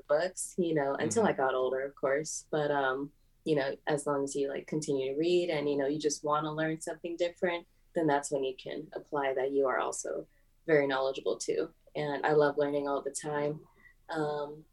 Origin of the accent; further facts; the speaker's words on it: Los Angeles, California, United States; I grew up in Venice, California